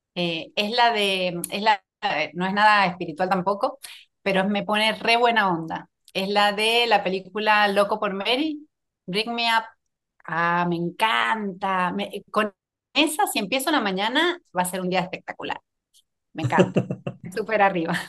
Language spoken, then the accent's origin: Spanish; San Juan, Argentina; moved away as an adult; also born or lived in Buenos Aires; Soy de una provincia muy cerquita de Chile, de San Juan.